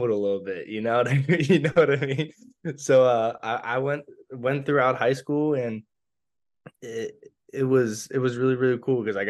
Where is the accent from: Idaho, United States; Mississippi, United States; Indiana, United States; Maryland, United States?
Maryland, United States; Laurel; I'm a Maryland kid. I grew up in Laurel, Maryland, Howard County, my whole life